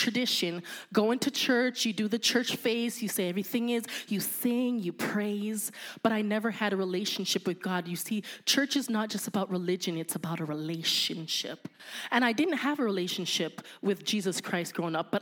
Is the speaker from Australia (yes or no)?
no; Canada; I'm Canadian